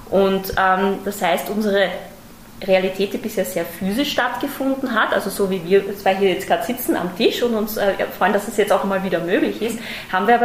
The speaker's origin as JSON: {"language": "German", "country": "Austria", "lives_now": "Germany", "said": "ich bin tatsächlich selber Österreicherin und schon seit vielen Jahren auch im Versicherungsmarkt auch äh, tätig."}